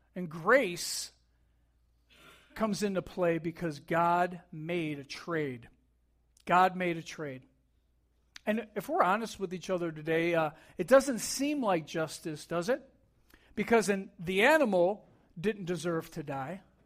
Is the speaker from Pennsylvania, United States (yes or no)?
no; New York, United States; I grew up in New York